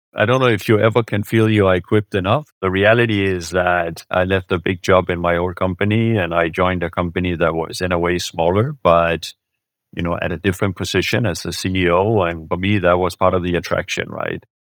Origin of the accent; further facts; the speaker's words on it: Denmark; moved away as an adult; also born or lived in Germany / France / United States; I'm born and raised in Denmark by, uh, a Swedish mother and a Danish father